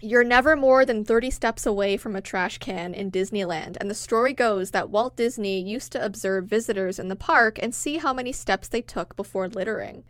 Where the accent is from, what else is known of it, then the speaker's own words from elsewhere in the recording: Toronto, Ontario, Canada; we're from Toronto